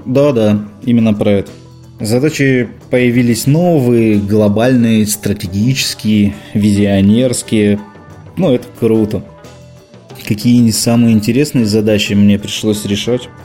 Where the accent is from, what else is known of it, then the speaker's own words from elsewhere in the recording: Rostov-on-Don, Rostov Oblast, Russia; also born or lived in Moscow, Russia; now in Minsk, Belarus; я изначально из Ростова-на-Дону, но ну, а потом из Москвы, где я жил и работал шесть с половиной лет